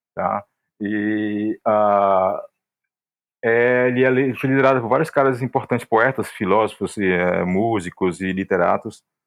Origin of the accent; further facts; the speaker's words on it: interior of Ceará, Brazil; now in Fortaleza, Brazil; embora que eu esteja agora aqui em Fortaleza, mas eu venho de uma cidade do interior do Ceará